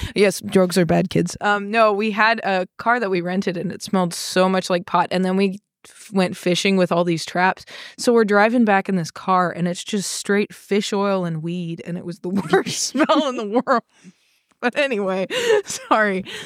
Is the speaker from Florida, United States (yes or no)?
no; Arkansas, United States; moved away as an adult; also born or lived in Texas / North Carolina; I grew up in Arkansas